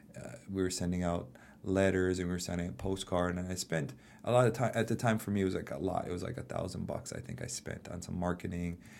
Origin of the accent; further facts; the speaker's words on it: Hawaii, United States; I'm born and raised in Hawaii